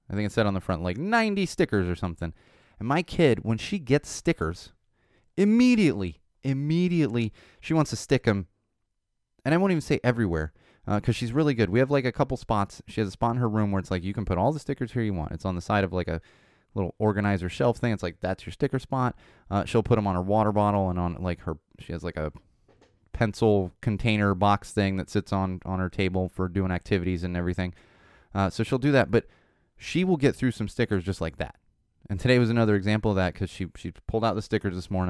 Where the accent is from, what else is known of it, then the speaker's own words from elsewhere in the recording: San Diego, California, United States; moved away as an adult; now in Los Angeles, United States; I'm from San Diego. I pretty much grew up, grew up in San Diego and, uh, you know, came to L A for college